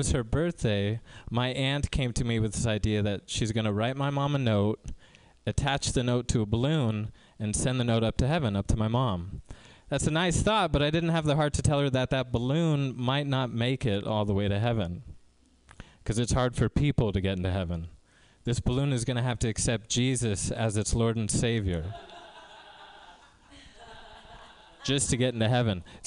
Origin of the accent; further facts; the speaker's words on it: Tracy, California, United States; now in Mountain View, United States; I grew up in Tracy in a predominantly Spanish-speaking neighborhood